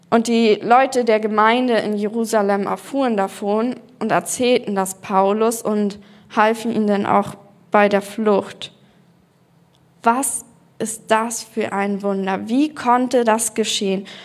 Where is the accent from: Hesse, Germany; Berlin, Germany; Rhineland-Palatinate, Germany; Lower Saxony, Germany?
Berlin, Germany; Und zwar bin ich in Berlin aufgewachsen, in einer Kursfamilie.